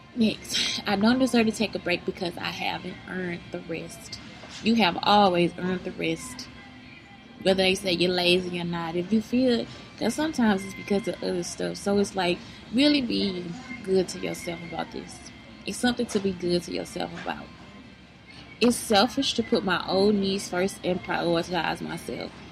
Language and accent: English; East St. Louis, Illinois, United States; now in Texas, United States; I'm from East St. Louis, Illinois.